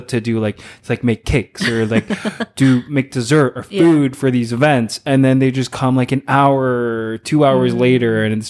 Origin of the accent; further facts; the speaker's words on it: Philippines; but I feel like it's part of our background being Filipino, and also genetic with my family.